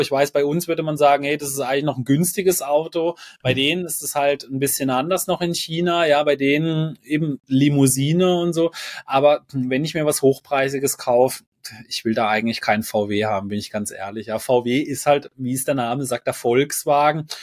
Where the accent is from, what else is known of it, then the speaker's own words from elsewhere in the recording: Germany; bei uns in Deutschland